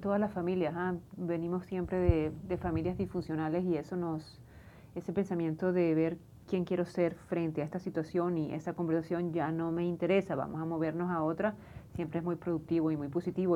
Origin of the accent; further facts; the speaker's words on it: Venezuela; No sé si es como venezolana